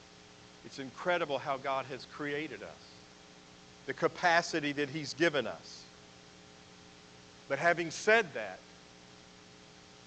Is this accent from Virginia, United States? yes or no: yes; Roanoke, Virginia, United States; I took my first breath in Roanoke, Virginia when I was born at Jefferson Memorial Hospital